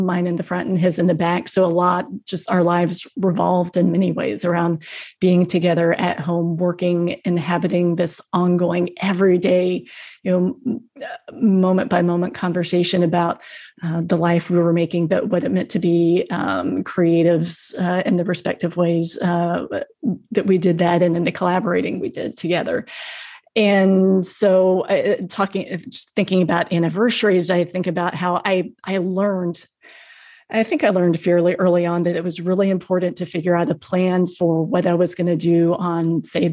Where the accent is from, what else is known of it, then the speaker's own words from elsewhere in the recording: the South, United States; I grew up in the South